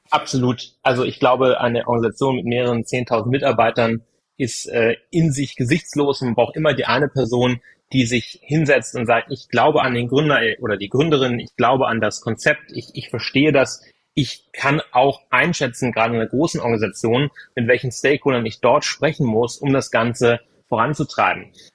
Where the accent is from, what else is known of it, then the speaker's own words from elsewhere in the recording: area of Hanover, Lower Saxony, Germany; moved away; Ich komme gebürtig aus der Gegend von Hannover